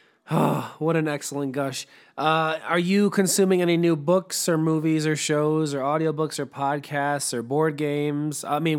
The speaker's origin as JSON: {"language": "English", "town": "Chicago", "region": "Illinois", "country": "United States", "tie": "born or raised there", "said": "I was reminded of growing up in Chicago in the very early 90s"}